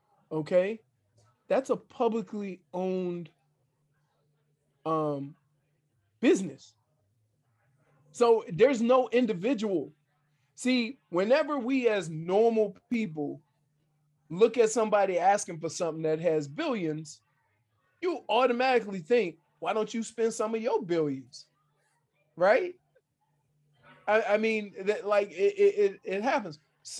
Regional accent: New Orleans, Louisiana, United States; moved away; I'm from New Orleans. I spent my whole life with the New Orleans Saints. They were started in 1969, the year after I was born, 1960, might even been the year I was born, 1968.

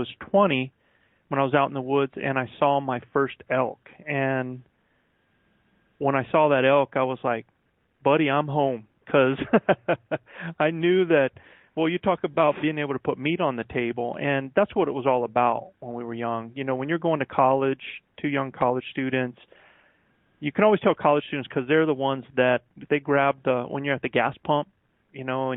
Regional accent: United States; also born or lived in Virginia; now in New Mexico, United States; I'm actually a backwoods Carolina boy, raised in both North and South Carolina. I was born in Virginia

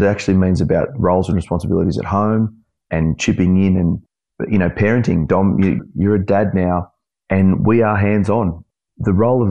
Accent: Australia; as Aussie blokes

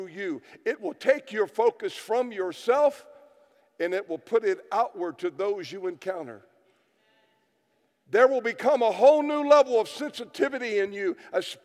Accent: United States; I come from America

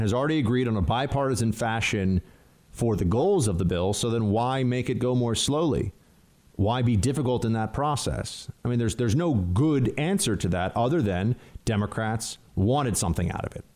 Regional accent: New York, United States; I'm a New Yorker

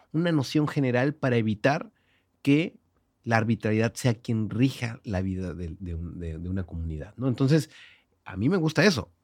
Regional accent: Monterrey, Nuevo León, Mexico; accent: regio; moved away as an adult; now in Mexico City, Mexico; soy el regio en, el DF

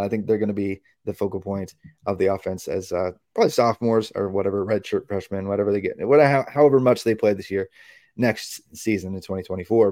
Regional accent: Indiana, United States; I'm from Indiana.

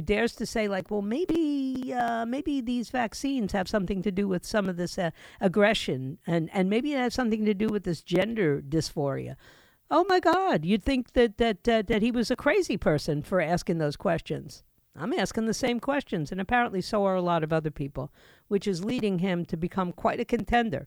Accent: New York City, New York, United States; moved away; I was born and raised in, you know, Washington Heights, in Manhattan, in New York

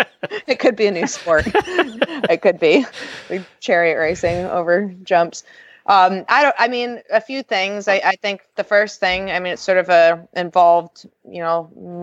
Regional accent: New York, United States; now in Wellington, United States; I'm from New York.

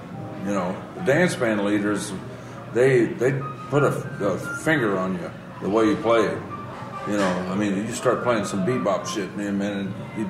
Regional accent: Indianapolis, Indiana, United States; moved away as an adult; also born or lived in North Texas; Yeah, I'm from Indianapolis.

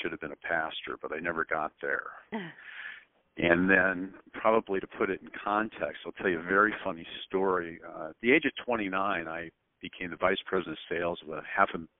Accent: Spokane, Washington, United States; I was born in Spokane, Washington. I went to high school there

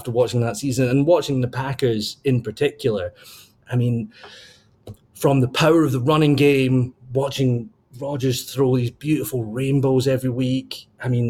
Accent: Scotland, United Kingdom; moved away as an adult; now in Wisconsin, United States; I'm from Scotland. I moved to Wisconsin back in 2014.

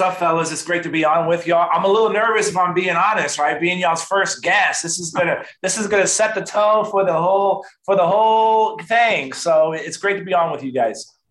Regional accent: San Antonio, Texas, United States; born and raised in San Antonio, Texas, right? I'm from South Texas

